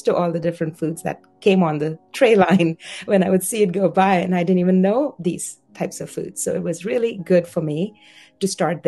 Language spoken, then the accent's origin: English; India; moved away as an adult; now in Los Angeles, United States; So I was born and raised in India. I came to LA 31 years ago